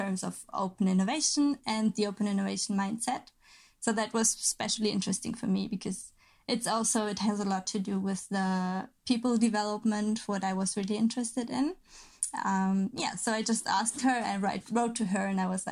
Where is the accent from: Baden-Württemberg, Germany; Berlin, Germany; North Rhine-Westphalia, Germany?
North Rhine-Westphalia, Germany; Cologne; moved away as an adult; also born or lived in Lübeck / Flensburg; I'm originally from Cologne. The very nice city.